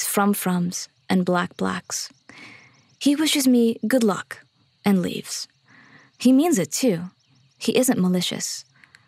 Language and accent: English; Miami, Florida, United States; also born or lived in Eritrea (family); I tell him Miami.